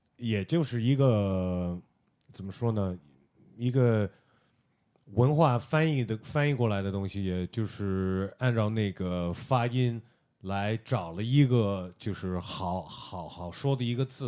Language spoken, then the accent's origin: Chinese; United States; moved away as an adult; now in China; 我在美国长大的